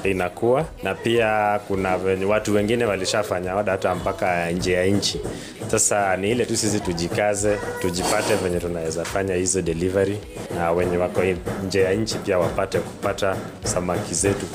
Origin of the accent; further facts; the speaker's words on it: Nyanza, Kenya; moved away; sisi ni watu tumelelewa huko sehemu za Nyanza